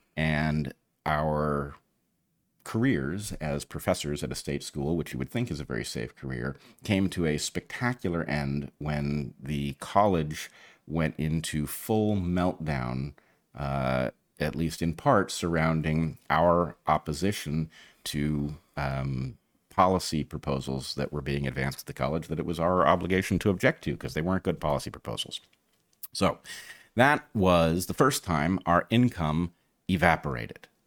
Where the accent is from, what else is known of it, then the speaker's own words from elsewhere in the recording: California, United States; we grew up in California